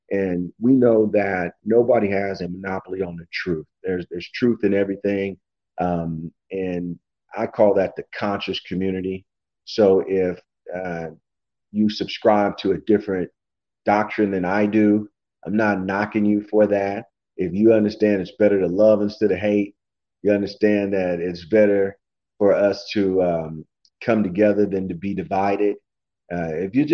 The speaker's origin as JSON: {"language": "English", "region": "Kansas", "country": "United States", "said": "we're in Kansas City, Kansas. I'm from Kansas"}